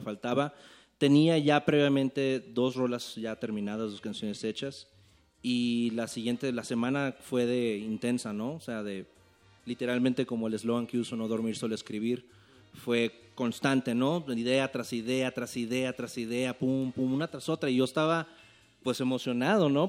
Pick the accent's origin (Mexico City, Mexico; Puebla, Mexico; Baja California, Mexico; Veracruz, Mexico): Baja California, Mexico; Tijuana; yo vengo de Tijuana, Baja California. el 664 está en la casa.